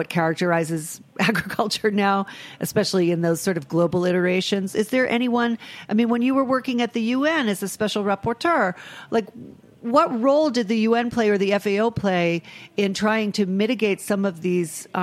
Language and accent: English; Rhode Island, United States; I am from a small state in New England. I'm from Rhode Island